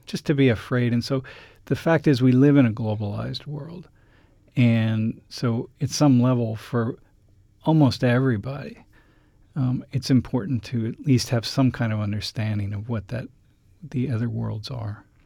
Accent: Toledo, Ohio, United States; I grew up in Toledo, Ohio

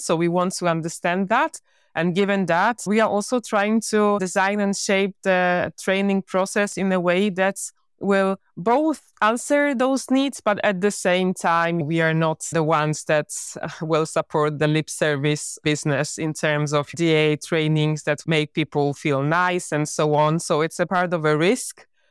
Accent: Poland; I was born in Poland.

